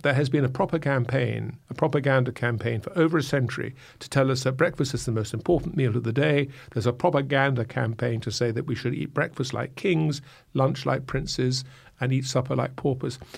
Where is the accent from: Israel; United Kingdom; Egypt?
United Kingdom; England; I'm an Englishman